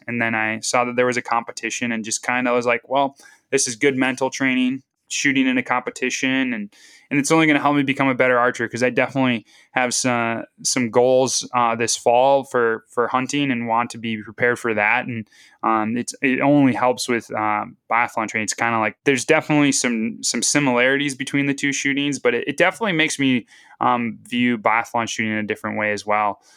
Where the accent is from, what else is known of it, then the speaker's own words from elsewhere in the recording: Northeast Wisconsin, United States; moved away as an adult; also born or lived in Duluth, Minnesota; now in the Dakotas, United States; growing up in Northeast Wisconsin